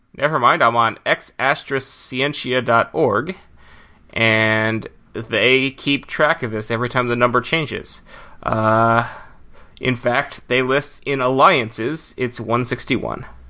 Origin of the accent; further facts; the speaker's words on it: United States; as an American